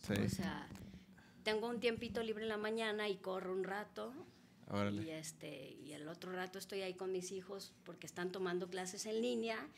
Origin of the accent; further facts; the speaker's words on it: Ciudad Obregón, Sonora, Mexico; De Sonora, de Obregón.